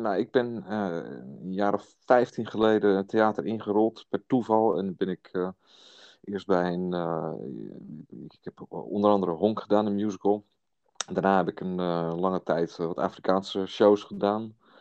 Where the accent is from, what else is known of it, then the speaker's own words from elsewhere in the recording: Hillegom, South Holland, Netherlands; ik ben een man uit Hillegom